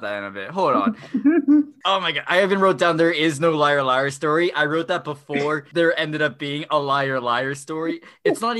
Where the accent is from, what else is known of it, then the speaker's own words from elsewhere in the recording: Melbourne, Florida, United States; I'm from Melbourne